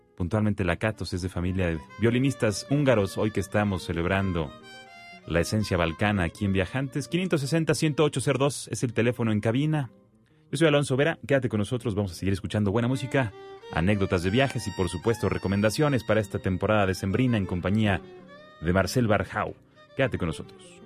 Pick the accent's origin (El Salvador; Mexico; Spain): Mexico; como buenos mexicanos